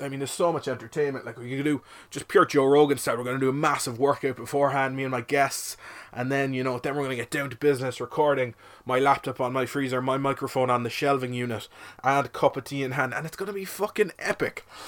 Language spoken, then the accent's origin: English; Cork, Munster, Ireland; I'm from Cork, twenty-four